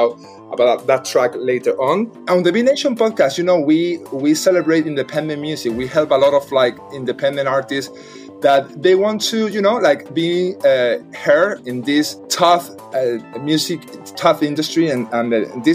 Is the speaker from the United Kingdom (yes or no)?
no; Madrid, Community of Madrid, Spain; English is a second language; I'm Spanish, by the way, so I'm actually from Madrid.